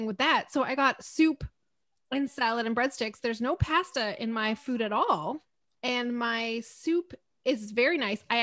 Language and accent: English; Guelph, Ontario, Canada; I grew up in Guelph in Ontario